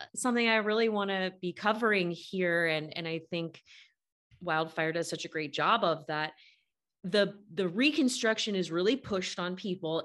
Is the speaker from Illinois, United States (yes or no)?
no; Bay Area, California, United States; now in Southern California, United States; I'm from the Bay Area